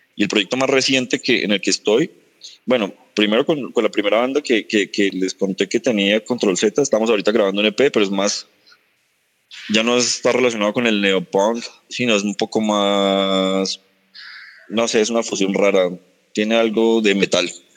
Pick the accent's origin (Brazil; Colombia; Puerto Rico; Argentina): Colombia; Sogamoso, Boyacá; moved away; yo soy de Sogamoso, empecé allá con una banda